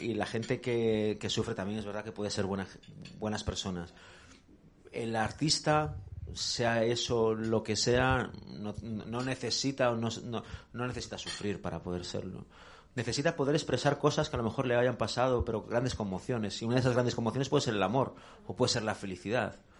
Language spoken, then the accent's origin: Spanish; Galicia, Spain; moved away as an adult; now in Madrid, Spain; yo era un crío de un pueblo gallego pequeño